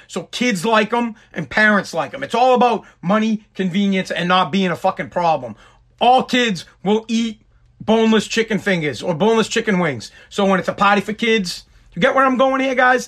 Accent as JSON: {"language": "English", "region": "Massachusetts", "country": "United States", "said": "I am from Massachusetts"}